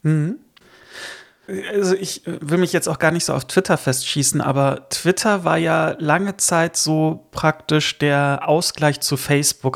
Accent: Rhineland, Germany; moved away; also born or lived in Northern Germany; ich bin ja kein gebürtiger Norddeutscher. Insofern kombiniere ich das mit dem Rheinland und dem Norddeutschen.

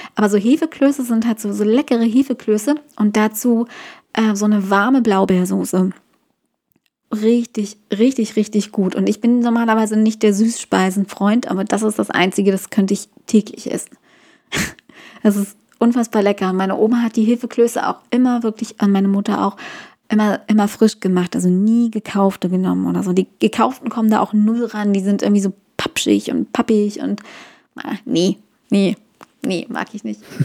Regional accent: Guben, Brandenburg, Germany; moved away; also born or lived in Hamburg; bei uns zu Hause in Guben gab es nie einen McDonald's

